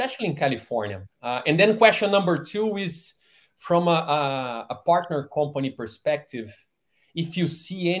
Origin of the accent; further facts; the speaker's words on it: Rio de Janeiro, Brazil; moved away as an adult; now in Bay Area, United States; I was born and raised in Rio de Janeiro, Brazil